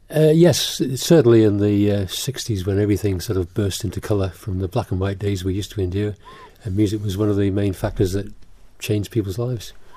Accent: Isle of Man; also born or lived in England; I came as a four-year-old, four or five-year-old. So I've been here since I was four or five, but I still am not Manx

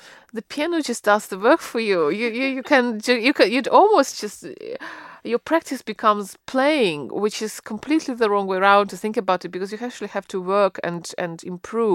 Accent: Russia; moved away as an adult; now in United Kingdom; where I grew up in Russia

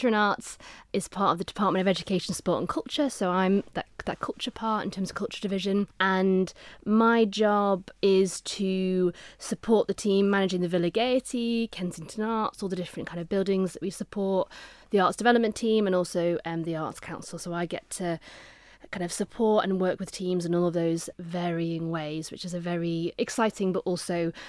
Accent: Onchan, Isle of Man; also born or lived in Regaby; So I was in Onchan and then went to Ramsey Grammar School, so moved to the north, was at Ramsey Grammar, lived in the north of the island in Regaby, which is in between Ramsey and Andreas

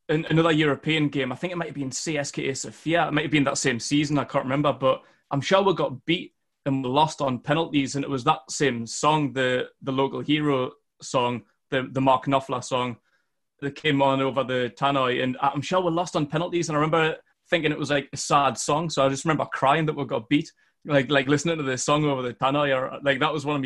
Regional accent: Northumberland, North East England, United Kingdom; accent: Geordie; I'm from Northumberland, from a small town about 10 miles north of Newcastle

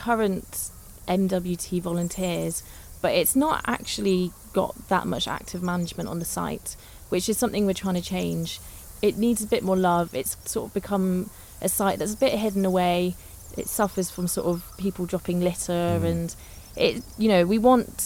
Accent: Bristol, South West England, United Kingdom; moved away as an adult; also born or lived in Liverpool / Manchester / Lancaster / London; I'm from Bristol originally

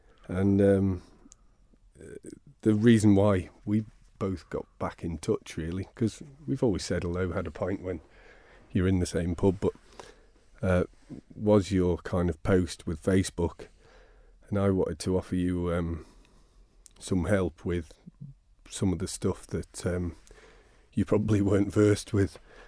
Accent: Ramsey, Isle of Man; also born or lived in Laxey; But I grew up in Ramsey from seven, before that in Laxey.

